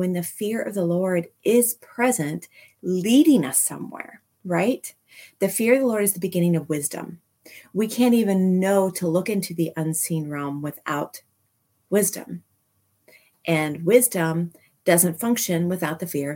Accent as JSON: {"language": "English", "town": "Manhattan", "region": "Kansas", "country": "United States", "tie": "born or raised there", "said": "I grew up in Manhattan, one block south of Points, that is right across the street from City Park in Manhattan"}